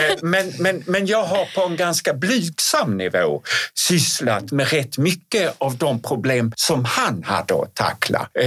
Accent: Skåne, Sweden; accent: Scanian (skånska); jag uttalade på skånska.

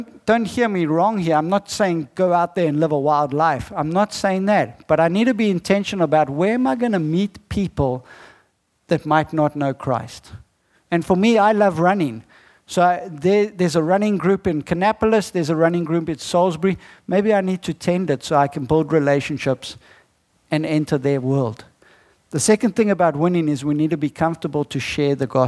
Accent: South Africa; I'm not from America. I'm from South Africa

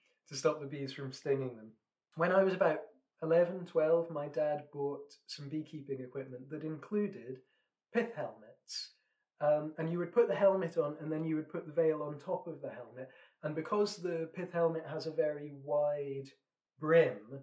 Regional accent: Scotland, United Kingdom; I'm a Scotsman

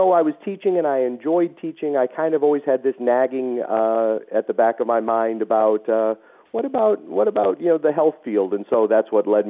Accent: St. Paul, Minnesota, United States; moved away as an adult; also born or lived in New Haven, Connecticut; now in Texas, United States; in St. Paul, Minnesota until I was 19 years old. So from third grade to 19. So when people ask me, where did you grow up? I say St. Paul. And Then came down and finished my educational studies down in Texas and have been here ever since.

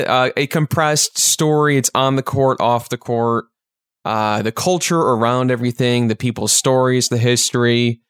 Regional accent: Chicago, Illinois, United States; we're from the Chicagoland area

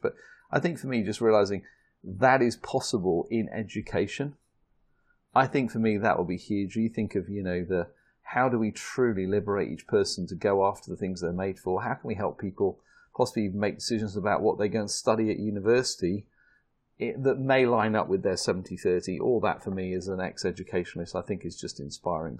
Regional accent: United Kingdom; accent: British; the Americans love my British accent

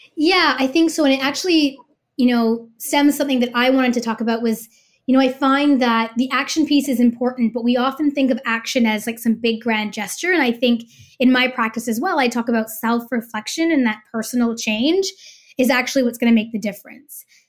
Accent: Canada; as a Canadian who's gonna be voting

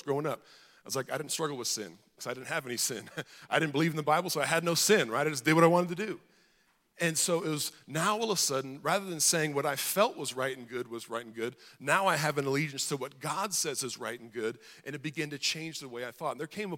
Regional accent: Hawaii, United States; I grew up in Hawaii

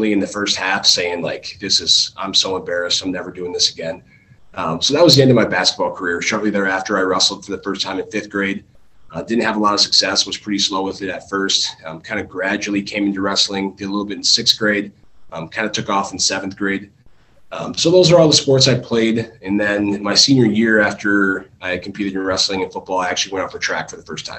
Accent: Dane, Wisconsin, United States; I actually grew up in a little town called Dane, which is less than 1,000 people, about 5 miles away from Lodi

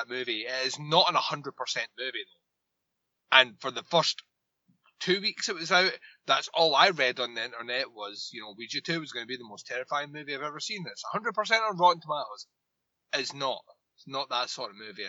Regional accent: Scotland, United Kingdom; I'm Scottish

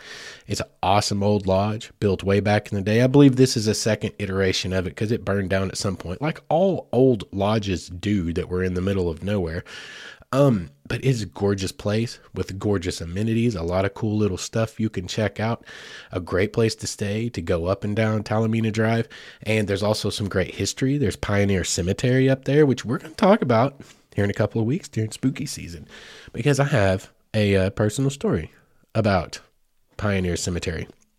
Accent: Heavener, Oklahoma, United States; growing up in Heavener, Oklahoma, which is just a hop, skip, and a jump away from Mena, I'm well aware of it.

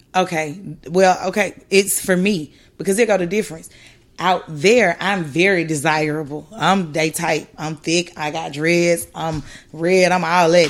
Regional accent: Atlanta, Georgia, United States; I'm from Atlanta. I'm from the South.

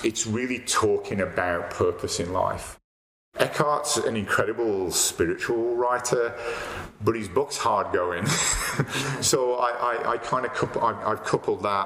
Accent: Dublin, Leinster, Ireland; also born or lived in United Kingdom; now in Calgary, Canada; I was born in Dublin

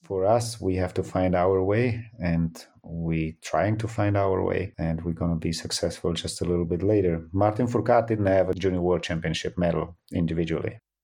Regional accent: Antholz, Trentino-Alto Adige, Italy; I grew up in Antholz, yes. I'm coming from Antholz

